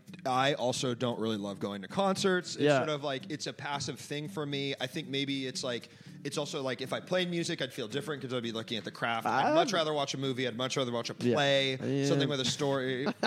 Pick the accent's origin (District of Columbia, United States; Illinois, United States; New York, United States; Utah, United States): District of Columbia, United States; Washington; I grew up in D.C., so Virginia is like, you know, my backyard.